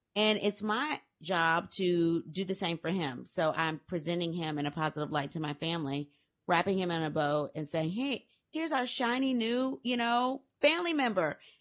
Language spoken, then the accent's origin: English; Louisiana, United States; I'm from Louisiana